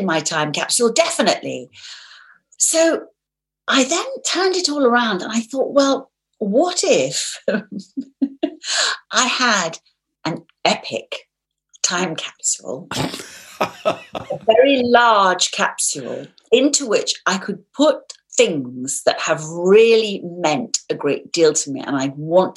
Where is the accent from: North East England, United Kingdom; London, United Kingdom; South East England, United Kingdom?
London, United Kingdom; I was born in the middle of London. I grew up in London.